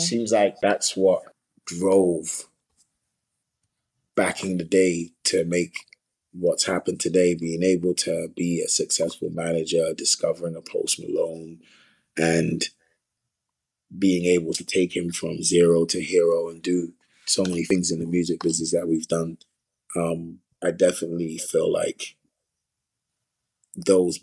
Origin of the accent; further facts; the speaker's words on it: London, United Kingdom; I grew up on a lot of culture, because it's a melting pot, South London.